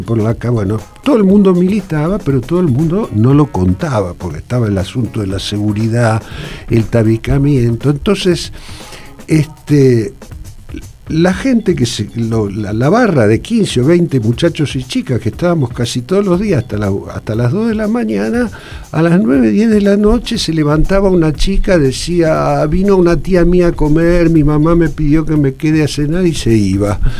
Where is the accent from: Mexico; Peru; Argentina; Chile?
Argentina; Rosario, Santa Fe; Yo era, soy rosarino